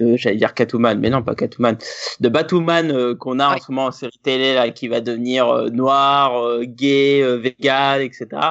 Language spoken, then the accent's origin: French; France; on est français